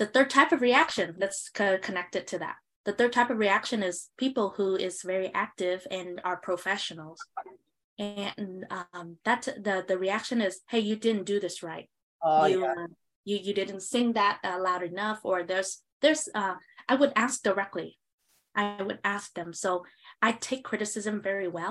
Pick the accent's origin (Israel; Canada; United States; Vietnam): Vietnam; Southern Vietnam; moved away; we come from the South Vietnam region, agricultural area